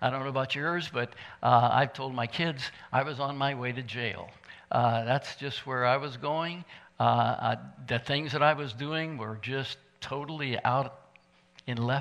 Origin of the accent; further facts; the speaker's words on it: Midwest, United States; moved away; I'm from the Midwest, and so do things a little bit differently sometimes. I even talk differently sometimes because